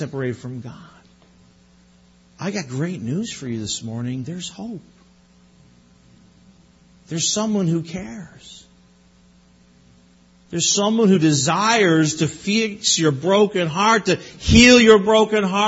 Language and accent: English; Newfoundland and Labrador, Canada; moved away; I'm from Newfoundland